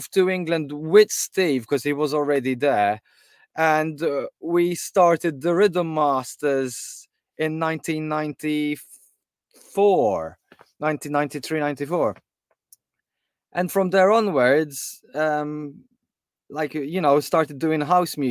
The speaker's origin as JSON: {"language": "English", "country": "Malta", "moved": "yes", "lives_now": "United Kingdom", "said": "I came from Malta"}